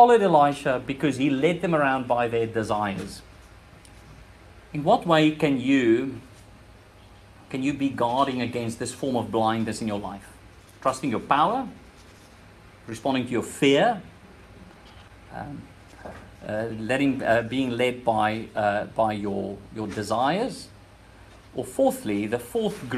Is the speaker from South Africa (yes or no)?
yes; South Africa; moved away; This is where my accent is from. I'm from that country.